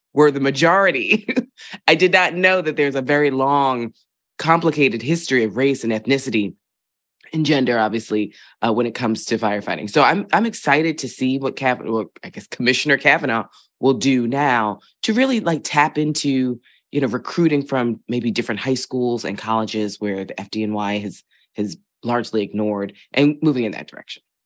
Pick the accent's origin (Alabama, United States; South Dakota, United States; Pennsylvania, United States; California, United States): Pennsylvania, United States; Philadelphia; moved away; I grew up in Philadelphia in a particular neighborhood